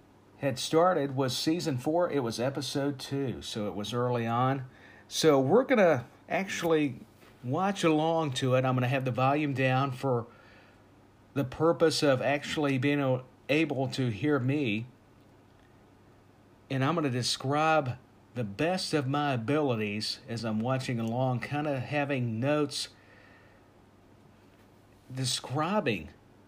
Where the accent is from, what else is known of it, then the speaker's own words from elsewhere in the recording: Nashville, Tennessee, United States; from out of Nashville, Tennessee. That is where my hometown is.